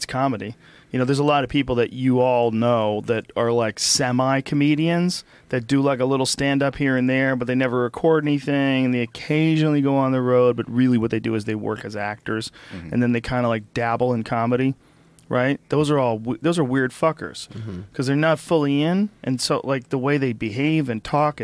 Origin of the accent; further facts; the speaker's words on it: New Jersey, United States; I was born in New Jersey